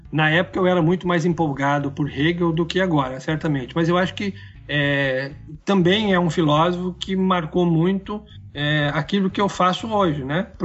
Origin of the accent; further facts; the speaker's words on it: Brazil; Até porque somos brasileiros e jamais poderíamos ter essa experiência, né?